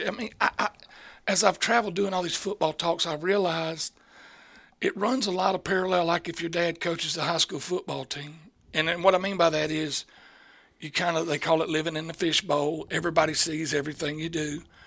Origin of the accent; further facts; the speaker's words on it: Chattahoochee Valley, Deep South, United States; where I grew up. I think we grew up in the Deep South.